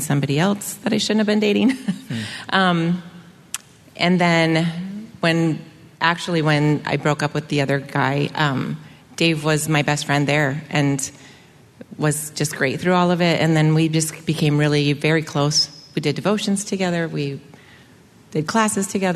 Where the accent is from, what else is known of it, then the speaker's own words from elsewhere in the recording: Grand Rapids, Michigan, United States; moved away as an adult; also born or lived in Indiana / Huntington, Indiana; I actually was born in Indiana, and my family lived in Grand Rapids mostly, but my dad was a pastor